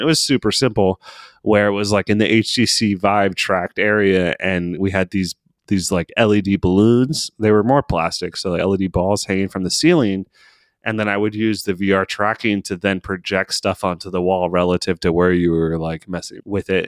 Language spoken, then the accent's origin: English; Maryland, United States; now in Seattle, United States; I'm from Maryland